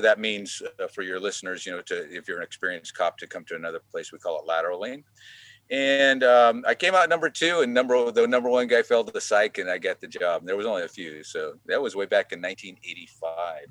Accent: Hanford, California, United States; moved away as an adult; now in Sonoma County, United States; we grew up in the Central Valley

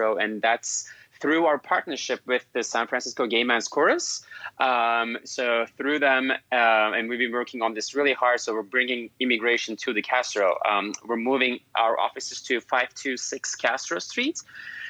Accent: Turkey; moved away as an adult; now in United States; I'm originally from Turkey and an immigrant myself.

